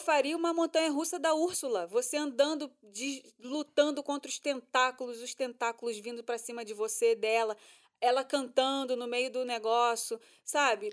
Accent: Brazil; a gente é brasileiro

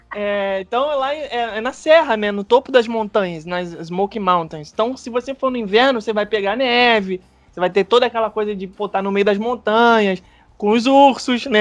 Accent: Rio de Janeiro, Brazil; moved away as an adult; now in Orlando, United States; morou eu e Rebeca a vida inteira no Rio de Janeiro

